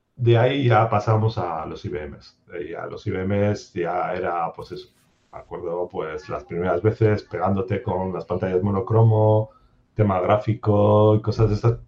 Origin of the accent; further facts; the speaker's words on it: Durango, Basque Country, Spain; also born or lived in Bilbao; Yo soy de Bilbao, bueno, soy realmente de Durango